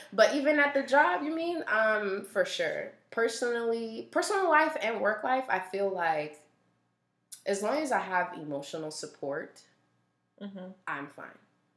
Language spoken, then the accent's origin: English; South Florida, United States; I was born here